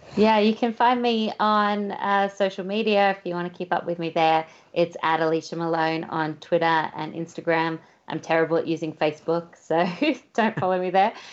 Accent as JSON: {"language": "English", "country": "Australia", "said": "being Australian"}